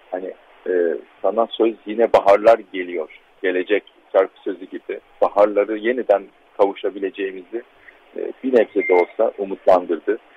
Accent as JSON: {"language": "Turkish", "town": "Antakya", "region": "Hatay", "country": "Turkey", "said": "aslında ben Antakyalıyım. Çok e, kadim bir ailenin üçüncü nesil e, torunu olarak bunu e, ailemi ve Antakya'mı temsil etmeye çalışıyorum."}